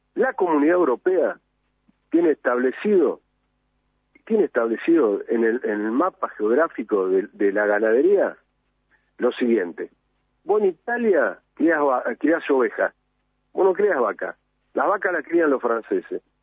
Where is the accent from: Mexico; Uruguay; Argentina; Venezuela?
Argentina; como argentino